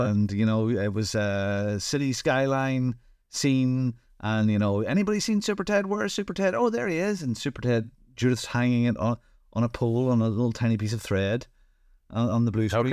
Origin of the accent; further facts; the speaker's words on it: Northern Ireland, United Kingdom; I'm from Northern Ireland